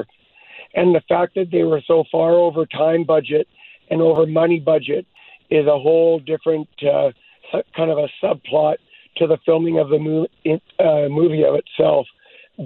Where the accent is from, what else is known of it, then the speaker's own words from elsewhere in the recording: Hope, British Columbia, Canada; I was born in Hope